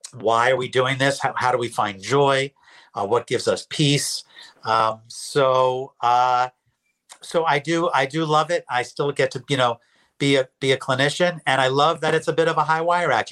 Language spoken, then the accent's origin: English; New York, United States; moved away as an adult; also born or lived in Philadelphia, Pennsylvania; I'm a New Yorker. I came down to Temple uh, University to get my PhD in clinical psych.